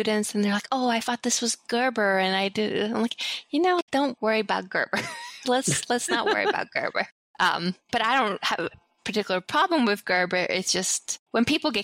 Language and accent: English; Sweden; moved away; growing up in Sweden